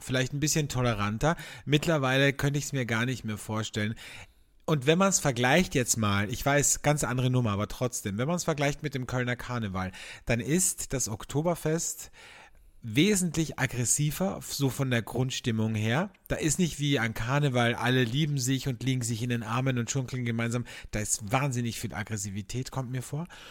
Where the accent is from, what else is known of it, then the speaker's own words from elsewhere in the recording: Austria; bei uns in Österreich